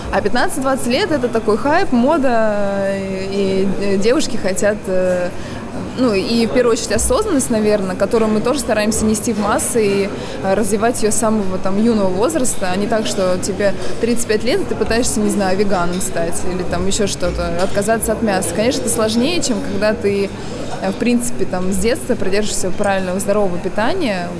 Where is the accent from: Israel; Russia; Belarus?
Russia; Volgograd, Volgograd Oblast; also born or lived in Yelan, Volgograd Oblast; Я родилась в Елане вообще. А, это Волгоградская область, поселок. А, переехали с родителями, когда мне было пять лет, в Волгоград